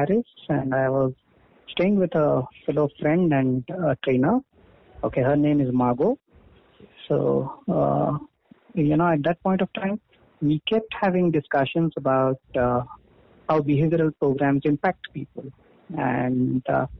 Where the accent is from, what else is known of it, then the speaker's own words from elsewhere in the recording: India; moved away as an adult; now in United Kingdom; In my hometown